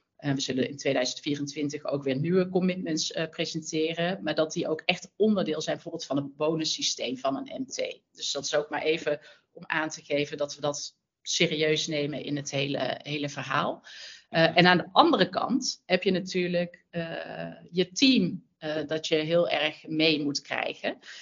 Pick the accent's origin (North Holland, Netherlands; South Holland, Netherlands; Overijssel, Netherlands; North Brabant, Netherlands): North Brabant, Netherlands; accent: zachte G; moved away as an adult; now in Amsterdam, Netherlands; Mijn zachte G verraadt het al, een Brabander, maar wel al twintig jaar in Amsterdam